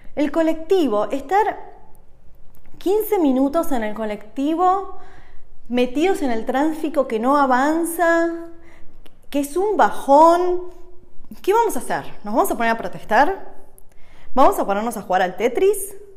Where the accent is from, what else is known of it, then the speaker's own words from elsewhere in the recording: Argentina; moved away as an adult; also born or lived in United States; now in Switzerland; Yo nací en Argentina hace 38 años y un cachín y me mudé hace 7 años a Estados Unidos